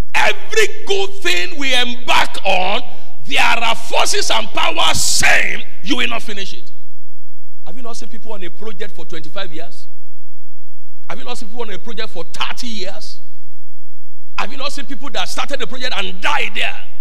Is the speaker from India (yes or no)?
no; Nigeria; moved away; I went to my hometown on Tuesday